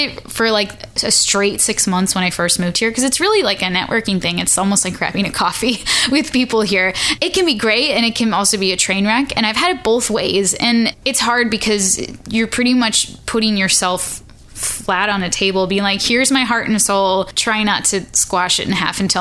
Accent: Chicago, Illinois, United States; now in Nashville, United States; I'm originally from Chicago. I live in Nashville.

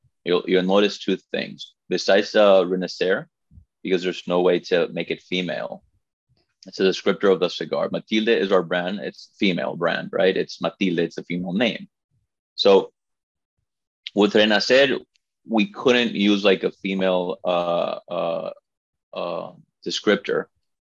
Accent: La Romana, Dominican Republic; English is a second language; I was born and raised in the Dominican Republic. My family's from here

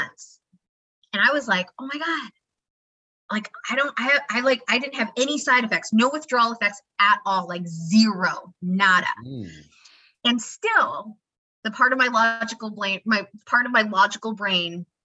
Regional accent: Idaho, United States; I grew up in Idaho

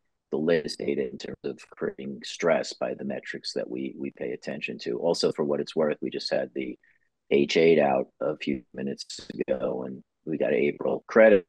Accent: New York, United States; as a New Yorker

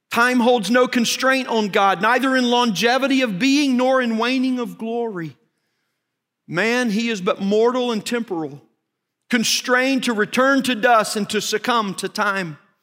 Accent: Arkansas, United States; moved away as an adult; now in Texas, United States; I grew up in Arkansas

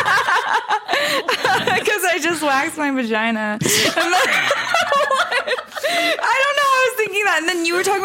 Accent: Orange County, California, United States; I grew up in Orange County

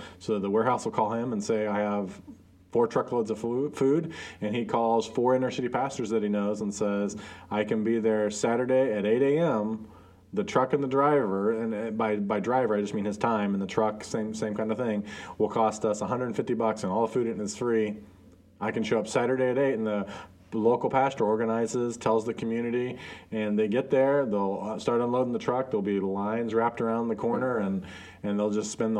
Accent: Guatemala; One of my good friends that I grew up with in Guatemala, we went to the same church, worked for the same church, all this kind of stuff.

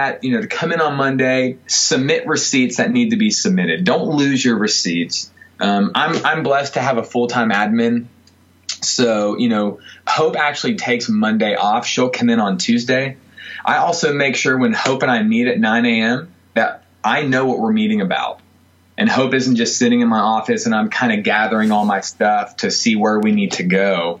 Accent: the South, United States; I mean, I know I'm from the South, and I know there's rednecks everywhere, but it's wheelbarrow, not wheelbarrow.

